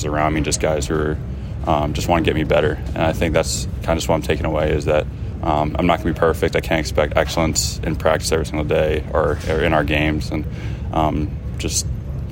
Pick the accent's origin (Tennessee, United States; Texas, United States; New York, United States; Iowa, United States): Iowa, United States; Cedar Rapids; moved away; Cedar Rapids was a great hometown for me